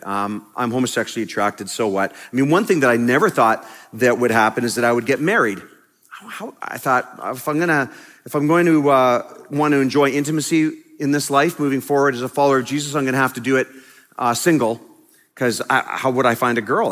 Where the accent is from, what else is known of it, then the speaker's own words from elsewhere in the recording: Canada; I am a pastor from Canada